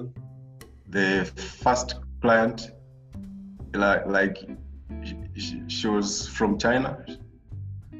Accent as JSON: {"language": "English", "country": "Tanzania", "tie": "born or raised there", "said": "I'm happy to be born and raised in Tanzania"}